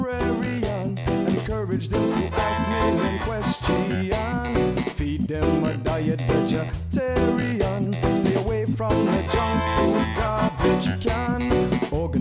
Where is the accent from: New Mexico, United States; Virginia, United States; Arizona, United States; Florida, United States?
Virginia, United States; Charlottesville; also born or lived in Richmond, Virginia; growing up in Charlottesville, a lot of people knew my mother and father